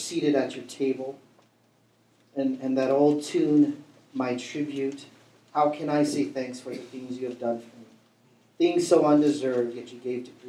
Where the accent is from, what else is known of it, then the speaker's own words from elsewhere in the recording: Vallejo, California, United States; I grew up in Vallejo